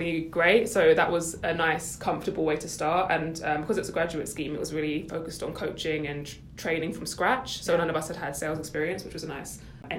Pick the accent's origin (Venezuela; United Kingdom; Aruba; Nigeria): United Kingdom; London; moved away as an adult; now in Toronto, Canada; From the UK originally as well, shout out London, and also living now in Toronto.